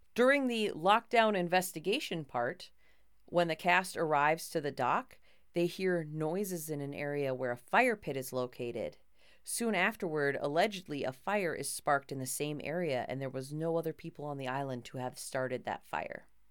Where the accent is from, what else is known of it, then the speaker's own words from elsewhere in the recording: Minnesota, United States; I am a Minnesotan who took two years of French just enough to get into college